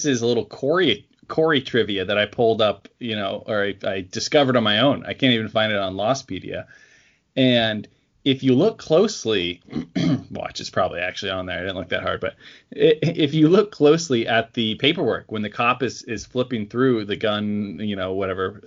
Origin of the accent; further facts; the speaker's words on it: Oregon, United States; born or raised there